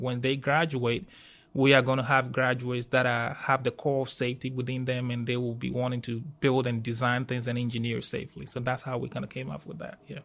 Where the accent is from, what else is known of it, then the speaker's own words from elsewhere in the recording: Ghana; moved away as an adult; also born or lived in Georgia, United States; now in Auburn, United States; I'm originally from Ghana, West Africa